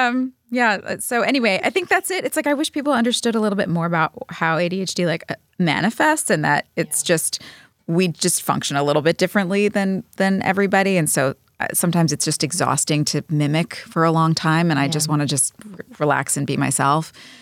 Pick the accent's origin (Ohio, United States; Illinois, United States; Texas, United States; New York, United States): New York, United States; I'm a New Yorker.